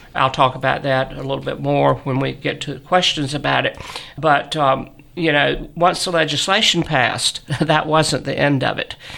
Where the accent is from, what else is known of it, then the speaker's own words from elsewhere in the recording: Southern, United States; accent: Southern; my Southern accent